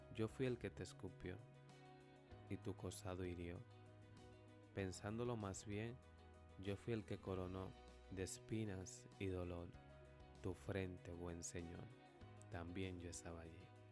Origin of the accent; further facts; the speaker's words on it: Dominican Republic; nos escuchan a nosotros como dominicanos